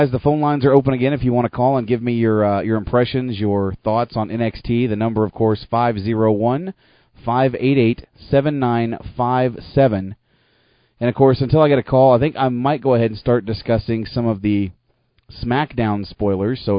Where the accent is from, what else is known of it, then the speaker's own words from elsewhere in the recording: United States; now in Canada; I'm not a Canadian. I'm just an American living in Canada.